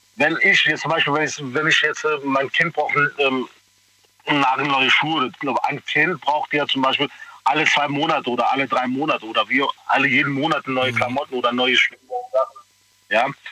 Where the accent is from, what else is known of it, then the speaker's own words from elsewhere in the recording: Pakistan; now in Germany; ich komme hier aus Pakistan